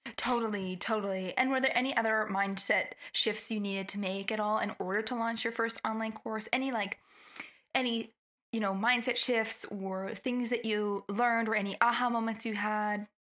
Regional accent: Canada; I'm from Canada

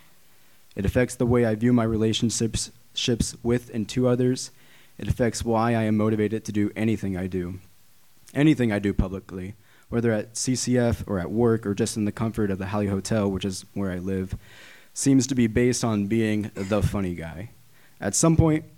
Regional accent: Hannibal, Missouri, United States; moved away as an adult; I grew up in Hannibal, Missouri

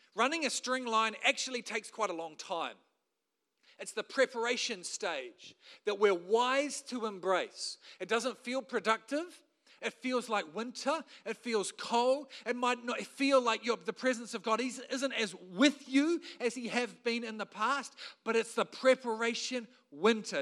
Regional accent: New Zealand; as a Kiwi bloke

